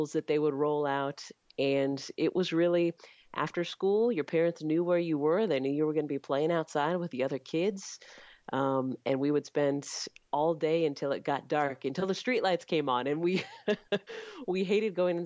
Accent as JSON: {"language": "English", "town": "Clovis", "region": "California", "country": "United States", "tie": "born or raised there", "also_born_or_lived": "Fresno, California / Bay Area, California", "said": "When I was 6, we moved to nearby Clovis, California, and that's where I grew up."}